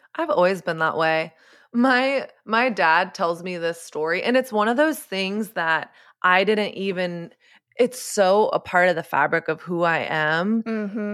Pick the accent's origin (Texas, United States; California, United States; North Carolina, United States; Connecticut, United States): Texas, United States; Coppell; my hometown, Coppell, Texas